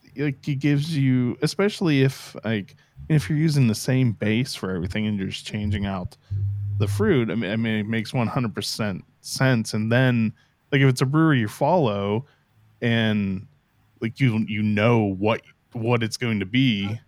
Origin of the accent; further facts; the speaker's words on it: Pittsburgh, Pennsylvania, United States; I grew up in Pittsburgh